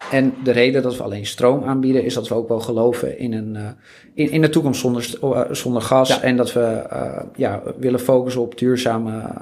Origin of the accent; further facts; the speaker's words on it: Netherlands; We zijn toch Nederlanders